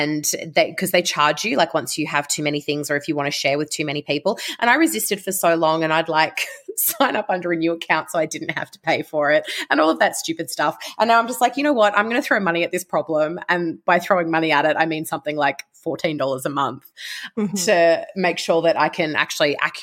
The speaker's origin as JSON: {"language": "English", "town": "Canberra", "region": "Australian Capital Territory", "country": "Australia", "tie": "born or raised there", "said": "I'm from Canberra. I was born and bred Canberran"}